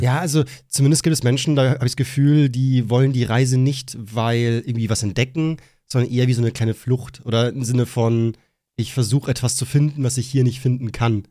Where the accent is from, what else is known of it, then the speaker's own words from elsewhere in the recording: Bavaria, Germany; gehe ich wieder zurück in mein wunderschönes Bayern und bin voll zufrieden wieder hier und bin dann in meiner Heimat mit meinen Leuten